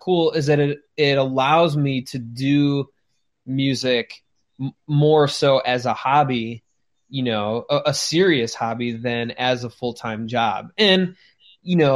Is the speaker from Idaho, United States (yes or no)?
no; Chicago, Illinois, United States; we are from Chicago